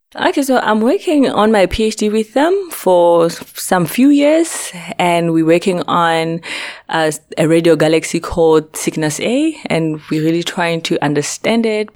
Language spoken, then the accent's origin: English; North West, South Africa; moved away as an adult; also born or lived in Makhanda, South Africa; now in Socorro, United States; I'm originally from Africa. Uh, it's in the Northwest Province